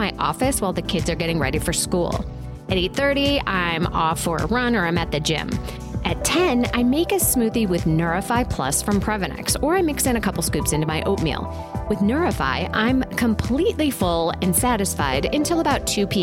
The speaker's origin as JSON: {"language": "English", "town": "Asheville", "region": "North Carolina", "country": "United States", "tie": "born or raised there", "said": "my hometown of Asheville, North Carolina"}